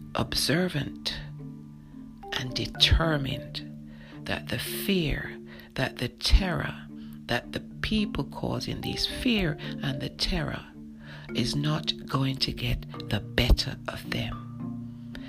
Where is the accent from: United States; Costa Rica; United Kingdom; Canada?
United Kingdom; London; moved away; I grew up in London, England